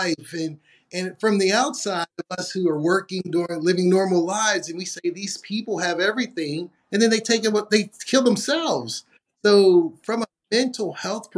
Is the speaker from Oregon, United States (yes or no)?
no; Pittsburgh, Pennsylvania, United States; I grew up in Pittsburgh, Pennsylvania